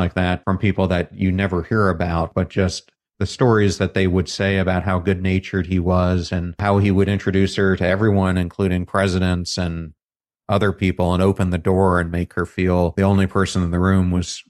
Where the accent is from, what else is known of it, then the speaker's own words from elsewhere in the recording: York, Pennsylvania, United States; growing up in York, Pennsylvania.